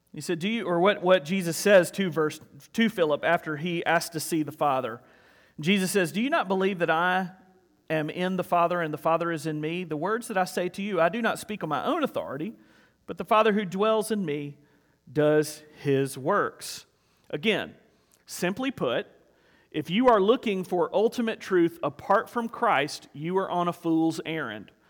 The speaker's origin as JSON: {"language": "English", "region": "South Carolina", "country": "United States", "tie": "born or raised there", "said": "I grew up in South Carolina, I get it honest"}